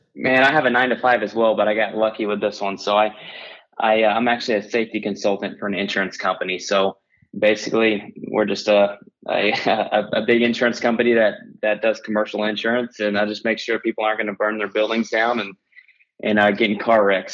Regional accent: Oklahoma, United States; I grew up here in Oklahoma and and where I currently live

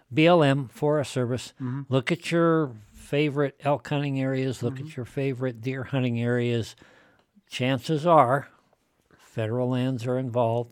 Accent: Shell, Wyoming, United States; I've been living in Wyoming virtually my entire life. I spent some time away as a soldier. Mm-hmm. When I was young, for example, in where I grew up in Shell.

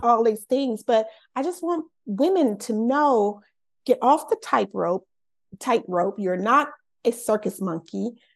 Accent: Los Angeles, California, United States; I'm born and raised in Los Angeles, California

